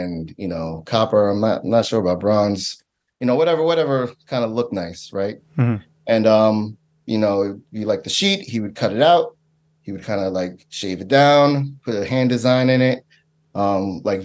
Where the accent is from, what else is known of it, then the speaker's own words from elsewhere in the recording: New York City, New York, United States; I'm originally from Staten Island